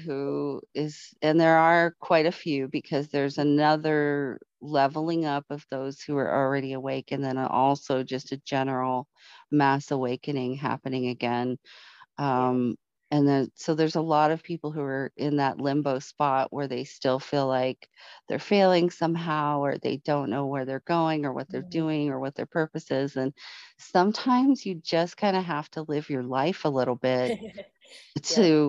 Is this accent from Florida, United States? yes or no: yes; Florida, United States; born there; also born or lived in California / Colorado; Because I was born in Florida, and then moving to California and having the earthquake experience.